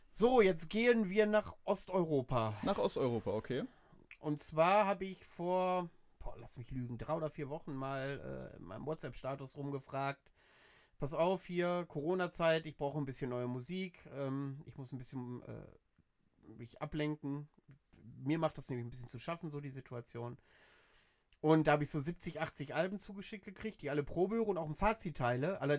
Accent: Georgia; Ich komme aus Georgien.

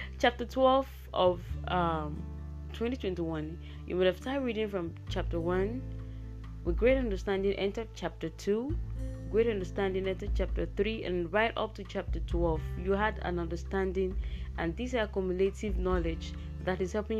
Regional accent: Nigeria; I am a podcaster from Nigeria, Africa.

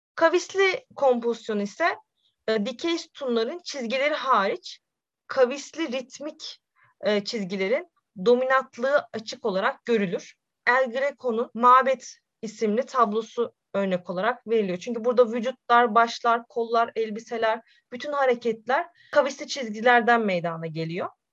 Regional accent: Sivas Province, Turkey; now in Konya, Turkey; 1995 Sivas doğumluyum

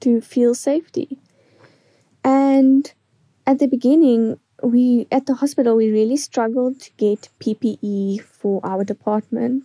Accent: East London, Eastern Cape, South Africa; I am from East London in South Africa.

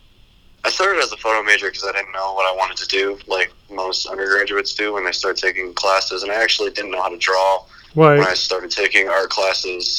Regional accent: Elgin, Illinois, United States; moved away as an adult; also born or lived in DeKalb, Illinois; now in Iowa City, United States; I'm from Elgin, Illinois

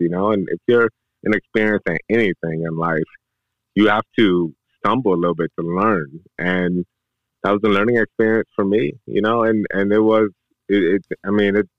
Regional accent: Detroit, Michigan, United States; moved away as an adult; I'm born and raised Detroit, Michigan

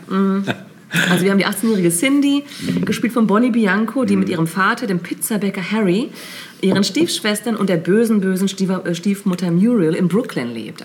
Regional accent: Lippe, North Rhine-Westphalia, Germany; wo ich aufgewachsen bin, in Lippe

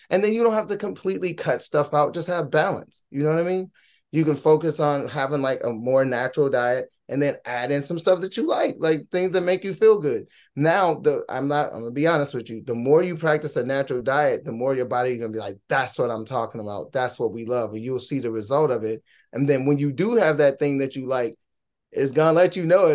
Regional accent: Gary, Indiana, United States; moved away; also born or lived in Minnesota / Fullerton, California; We're from Gary, Indiana. T-Lo and myself originally, the group was formed in Minnesota, but T-Lo and I are born from Gary, Indiana

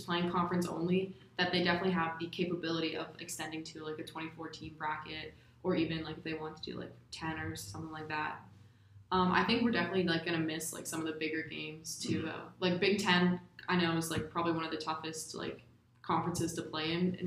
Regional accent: Altoona, Pennsylvania, United States; I'm in my hometown of Altoona, PA

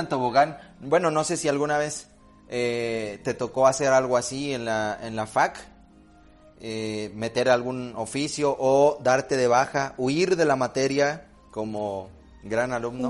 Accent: Xalapa, Veracruz, Mexico; Yo soy de Jalapa

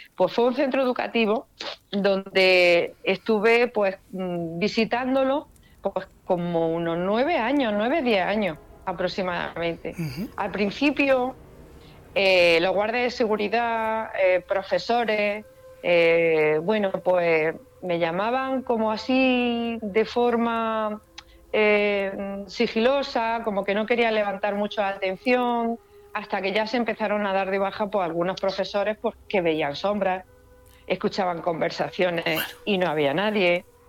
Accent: La Carolina, Andalusia, Spain; aquí en mi pueblo, en La Carolina

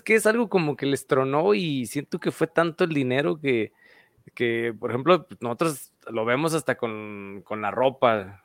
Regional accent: Aguascalientes, Mexico; somos de aquí de Aguascalientes

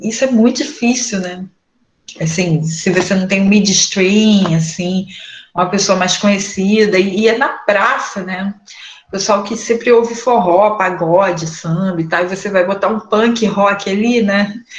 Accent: Nova Iguaçu, Rio de Janeiro, Brazil; now in Duque de Caxias, Brazil; sou natural aqui da Baixada Fluminense, nasci em Nova Iguaçu, agora estou morando em Caxias

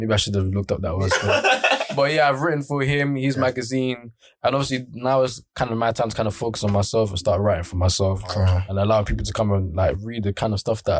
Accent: Nigeria; Maybe as a Nigerian man

